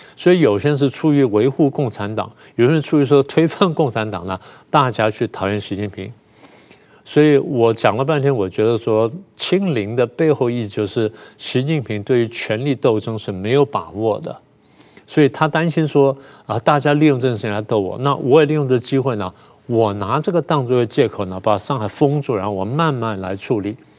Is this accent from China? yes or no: no; Taiwan; 你讲的都是我们台湾人